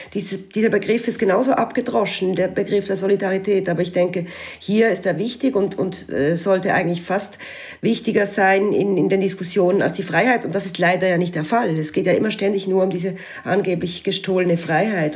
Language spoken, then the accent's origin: German; Switzerland; moved away as an adult; now in Alsace, France; als Schweizerin, und die allerdings seit einigen Jahren im nahen Elsass lebt